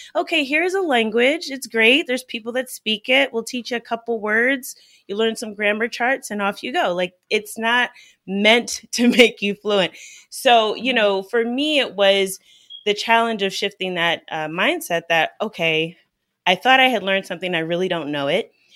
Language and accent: English; United States; growing up in the United States